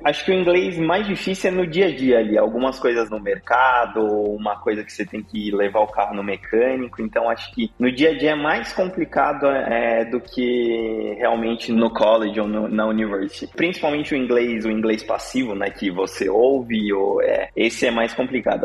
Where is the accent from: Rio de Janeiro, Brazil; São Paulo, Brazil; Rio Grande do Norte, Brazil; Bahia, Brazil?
São Paulo, Brazil; moved away as an adult; now in Texas, United States; eu sou de São Paulo, capital. Morei a vida, praticamente a vida toda na Zona Norte, São Paulo